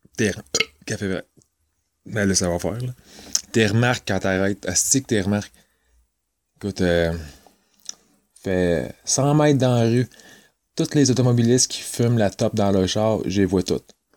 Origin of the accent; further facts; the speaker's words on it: Trois-Rivières, Quebec, Canada; Je viens de Trois-Rivières, ça fait, euh, trente-deux ans que j'habite ici.